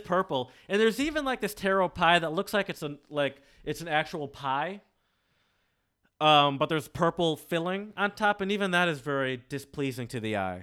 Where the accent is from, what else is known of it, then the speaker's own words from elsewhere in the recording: suburbs close to Detroit, Michigan, United States; also born or lived in the South (US); I grew up in the suburbs, around white people. Um, but I grew up close to Detroit, and I also grew up. Um, I spent a good part of my childhood in the South